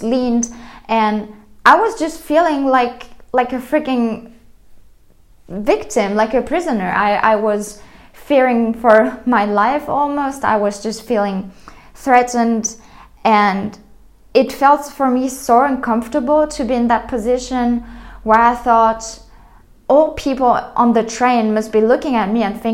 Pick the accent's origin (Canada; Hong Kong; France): France; moved away; I was coming from France